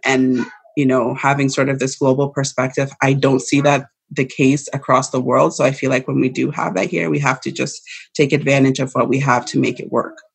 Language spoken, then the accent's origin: English; Saskatchewan, Canada; also born or lived in London, United Kingdom; I was born in Canada. I was born in Saskatchewan.